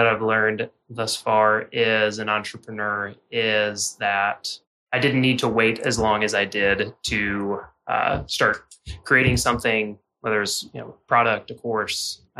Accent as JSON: {"language": "English", "town": "Jacksonville", "region": "Florida", "country": "United States", "tie": "born there", "lives_now": "Nashville, United States", "said": "So I was born in Jacksonville. I went to school in Gainesville. I lived in Louisville and then Asheville, and now Nashville."}